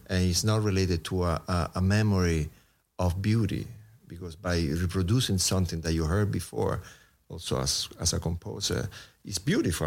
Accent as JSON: {"language": "English", "town": "Rome", "region": "Lazio", "country": "Italy", "moved": "as an adult", "lives_now": "New York, United States", "said": "I come from Rome, Italy, so being a musician in Rome"}